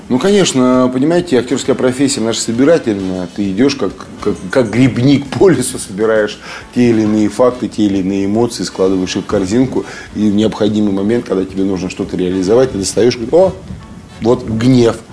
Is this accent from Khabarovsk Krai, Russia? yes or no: no; Kemerovo, Kemerovo Oblast, Russia; moved away as an adult; also born or lived in Saint Petersburg; возвращались домой в Кемерово